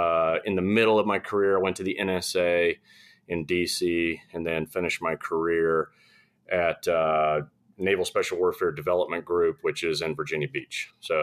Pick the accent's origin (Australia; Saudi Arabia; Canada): Saudi Arabia; Growing up in Saudi, I was kind of like a professional troublemaker over there.